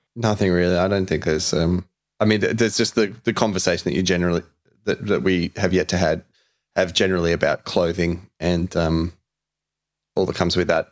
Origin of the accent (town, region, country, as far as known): Australia; also born or lived in Brunswick, Melbourne